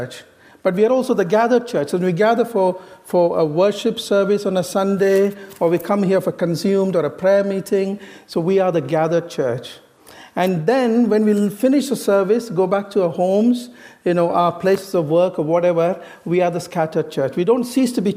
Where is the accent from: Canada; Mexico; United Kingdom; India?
India; moved away; I originally came from the east to the west. I come from India.